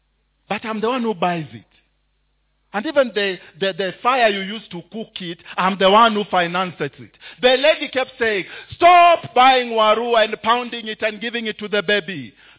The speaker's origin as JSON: {"language": "English", "town": "Mombasa", "region": "Mombasa County", "country": "Kenya", "tie": "born or raised there", "said": "I grew up in Mombasa. Therefore, I had a friend called Abdallah."}